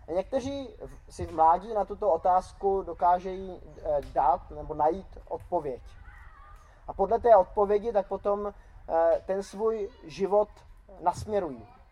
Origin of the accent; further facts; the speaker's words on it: Czechia; Jako Češi, tak eh, slavíme Vánoce většinou tím, že zabijeme nějakého kapra